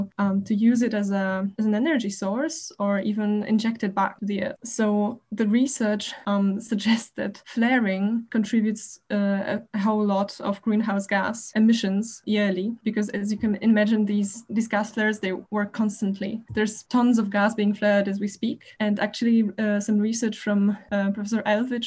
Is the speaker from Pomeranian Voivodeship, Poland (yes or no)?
no; Warsaw, Masovian Voivodeship, Poland; moved away as an adult; now in Berlin, Germany; I come from Warsaw, Poland, where I was born and studied